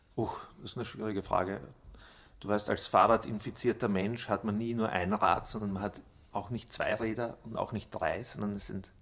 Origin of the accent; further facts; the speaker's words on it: Austria; bei uns in Österreich